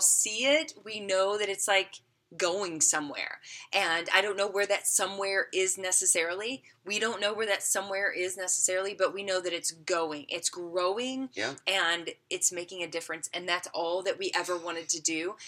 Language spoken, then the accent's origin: English; the South, United States; moved away; also born or lived in Las Vegas; I grew up in the South